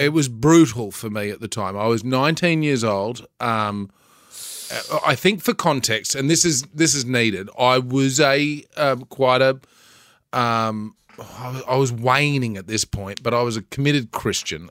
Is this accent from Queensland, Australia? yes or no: yes; Bundaberg, Queensland, Australia; I grew up in Bundaberg.